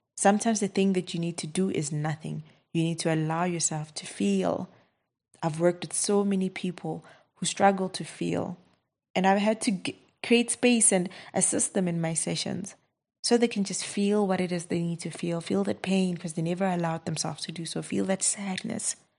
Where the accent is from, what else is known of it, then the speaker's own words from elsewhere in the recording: South Africa; I'm from South Africa